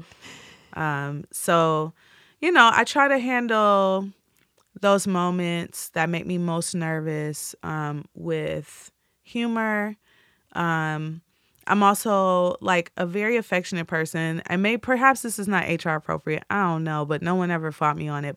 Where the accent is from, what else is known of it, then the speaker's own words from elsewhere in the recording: Midwest, United States; I'm from the Midwest.